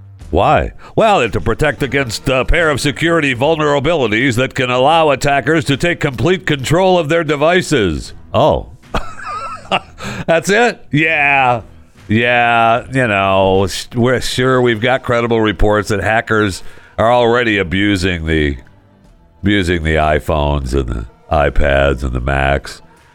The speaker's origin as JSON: {"language": "English", "region": "Michigan", "country": "United States", "tie": "born there", "also_born_or_lived": "Florida", "lives_now": "Texas, United States", "said": "I know I was born in Michigan, and Michigan is my home state. But I spent many years in Florida, and I love Florida. And I miss living in Florida. I mean, right now I'm living in Texas, in the DFW"}